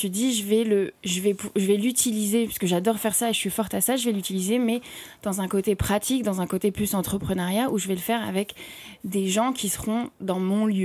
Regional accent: Paris, Île-de-France, France; also born or lived in Brussels; je suis tombée vraiment amoureuse de cette ville où euh, moi, je suis parisienne.

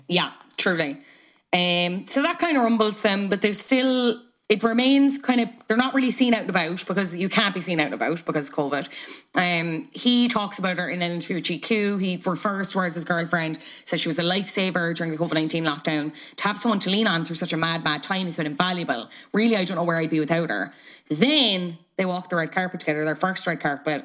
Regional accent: Ireland; two Irish people

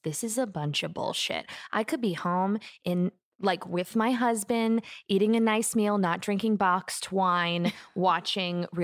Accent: the Valley, California, United States; I grew up in just right around here, like in the Valley

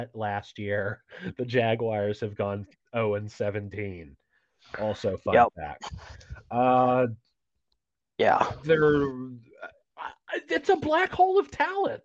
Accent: Tennessee, United States; I'm from Tennessee.

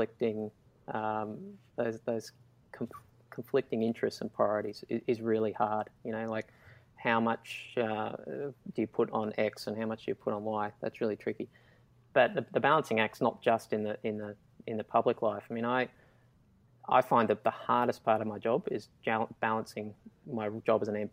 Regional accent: Toowoomba, Queensland, Australia; I grew up in Toowoomba, and that's a town that's not...

